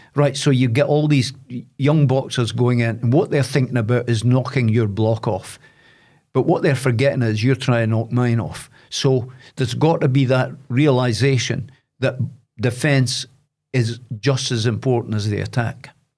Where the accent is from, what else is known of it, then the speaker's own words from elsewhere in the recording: Dundee, Scotland, United Kingdom; now in Aberdeen, United Kingdom; I'm from Loughy in Dundee, but I now live in Aberdeen.